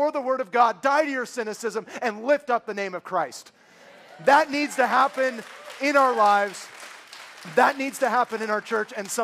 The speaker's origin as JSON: {"language": "English", "area": "San Francisco Bay Area", "region": "California", "country": "United States", "tie": "born or raised there", "said": "born and raised in the San Francisco Bay Area, which breeds cynics"}